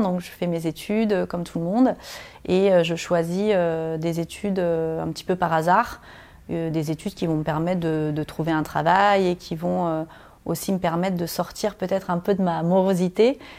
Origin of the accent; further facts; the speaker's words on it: Normandy, France; moved away; j'ai grandi dans un tout petit village de 200 habitants en Normandie